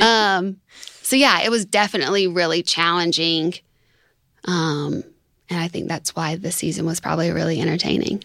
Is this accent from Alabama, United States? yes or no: yes; Tuscaloosa, Alabama, United States; I'm from Tuscaloosa